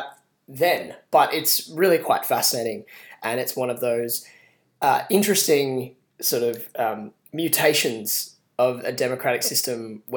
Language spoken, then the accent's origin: English; Sydney, New South Wales, Australia; I'm a human from Sydney